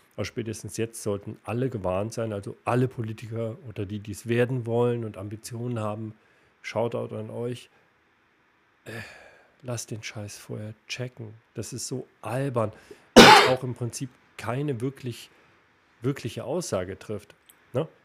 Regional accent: Erfurt, Thuringia, Germany; moved away; Wir beide als, als Erfurter und ich im Herzen immer noch.

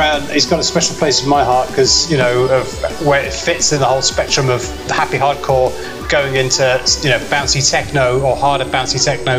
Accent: Cornwall, South West England, United Kingdom; moved away; I used to live in Cornwall.

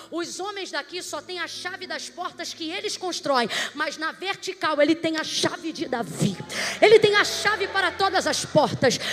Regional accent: Rio de Janeiro, Brazil; Eu sou do Rio de Janeiro

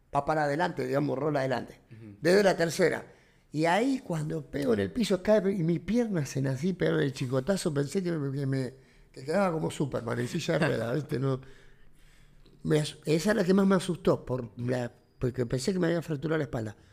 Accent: Argentina; somos bien argentinos

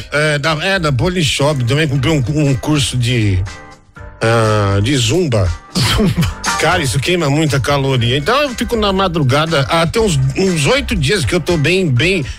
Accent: Osasco, São Paulo, Brazil; Osasco é minha terra, né? Osasco eu sou um artista de Osasco

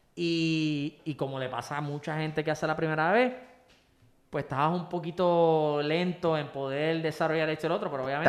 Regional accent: Puerto Rico; como buen boricua

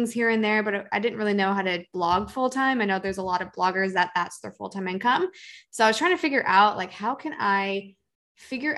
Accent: Seattle, Washington, United States; moved away as an adult; now in California, United States; I grew up in the Seattle area in the suburbs

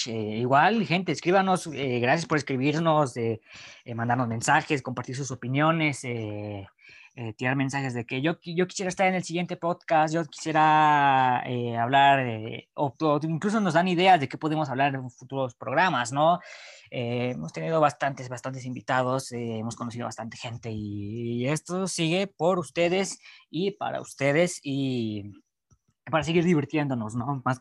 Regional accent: Mexico; México, que bueno, yo soy de México, Chuyino también es de México

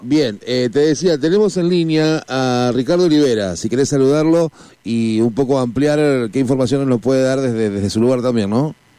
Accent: Argentina

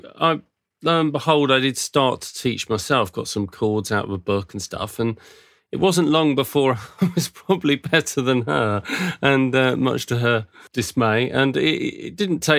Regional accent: Surrey, South East England, United Kingdom; moved away as an adult; also born or lived in North London; now in Watchet, United Kingdom; I was born in London, in North London, and then moved when I was six to Surrey, Hampshire Way, which is just south of London, really. And I probably lived around that area sort of most of my life

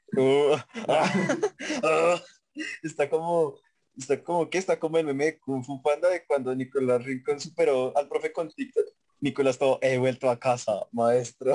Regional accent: Facatativá, Cundinamarca, Colombia; cuando yo digo que soy de Pacatativa

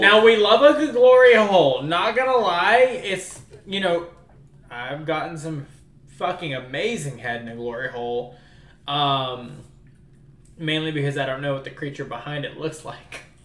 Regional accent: New Orleans, Louisiana, United States; moved away; I'm originally from New Orleans

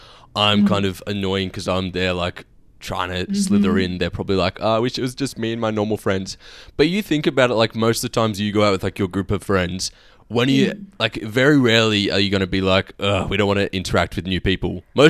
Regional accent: Australia; I was random from Australian

